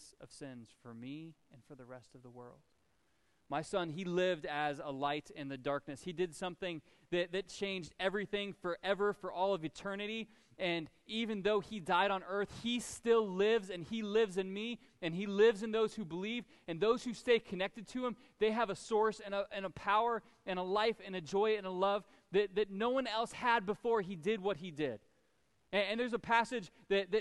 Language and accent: English; United States; I was a Christian because I was born in America